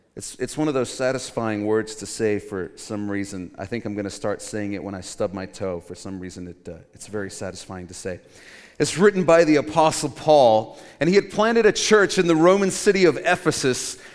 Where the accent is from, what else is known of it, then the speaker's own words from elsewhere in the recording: Cape Town, Western Cape, South Africa; When I was growing up in Cape Town, South Africa, I went to this small Christian school